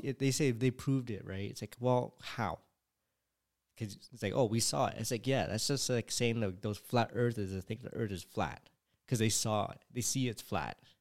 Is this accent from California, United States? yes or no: yes; California, United States; I was born in California